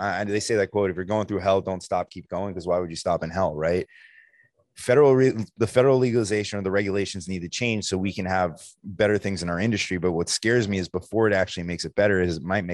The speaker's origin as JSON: {"language": "English", "region": "New Jersey", "country": "United States", "said": "I'm from New Jersey"}